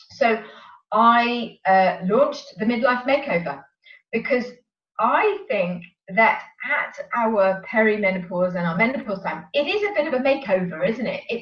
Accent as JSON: {"language": "English", "town": "Sevenoaks", "region": "South East England", "country": "United Kingdom", "also_born_or_lived": "London", "said": "I come from Sevenoaks in Kent"}